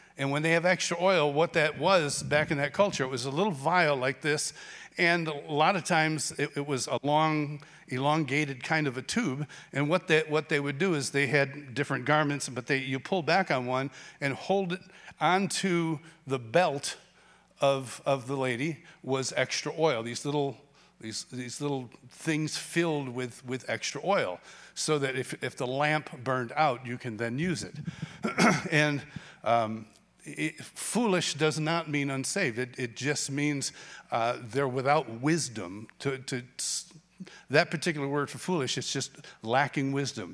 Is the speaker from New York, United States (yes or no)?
yes; Rochester, New York, United States; I grew up in Rochester, New York